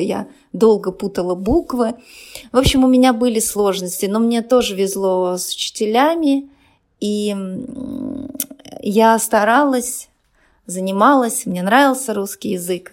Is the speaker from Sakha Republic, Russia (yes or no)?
yes; Yakutia, Sakha Republic, Russia; also born or lived in Chigda, near Aldan; Я родилась в Якутии. А, школа была достаточно далеко от нас, и приходилось ну, очень рано вставать, идти пешком, потому что мороз